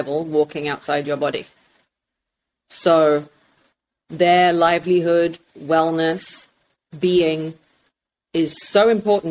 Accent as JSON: {"language": "English", "region": "England", "country": "United Kingdom", "tie": "born or raised there", "also_born_or_lived": "Russia", "said": "from 5 years old, I grew up in England, and I'm very, very British"}